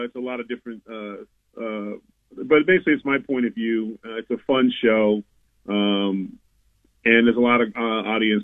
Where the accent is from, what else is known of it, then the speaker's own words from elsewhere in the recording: Mandeville, Louisiana, United States; my hometown, I live in Mandeville, just outside of New Orleans.